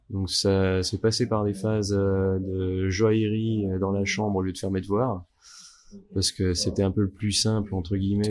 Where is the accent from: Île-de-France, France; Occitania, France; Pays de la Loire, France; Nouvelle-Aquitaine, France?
Nouvelle-Aquitaine, France; Bordeaux; also born or lived in Morteau; now in Vallée de Joux, Switzerland; viens de Bordeaux à la base